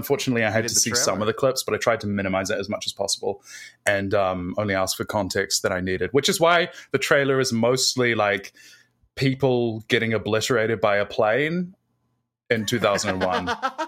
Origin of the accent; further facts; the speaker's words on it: Australia; Yeah, sorry, everybody. Actually, I'm Australian. I was just doing an American accent for a little bit there.